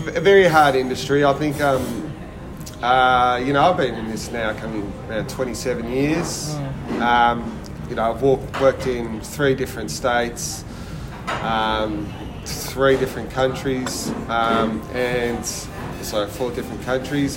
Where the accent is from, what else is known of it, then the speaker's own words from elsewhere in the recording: Melbourne, Victoria, Australia; also born or lived in Ballina, New South Wales / Sydney, Australia; born and raised in Ballina, bit of Sydney, and then um, did my high school and yeah. all my apprenticeship and everything in Melbourne.